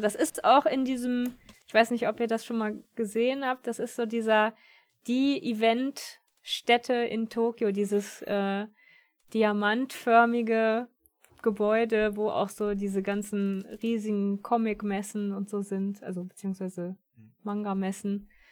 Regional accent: Germany; bei uns in Deutschland

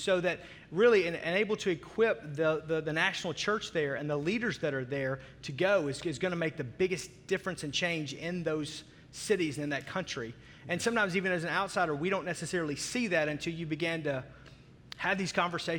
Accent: United States; when you fly in as an American

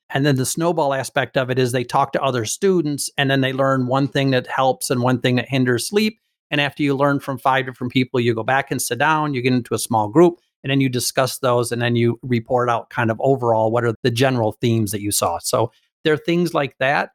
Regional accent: Michigan, United States; I'm from Michigan.

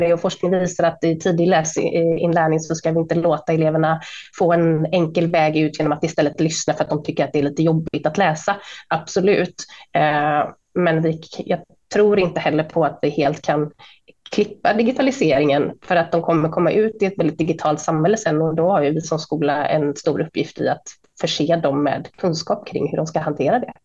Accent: Sweden; alla vi som var svenskar

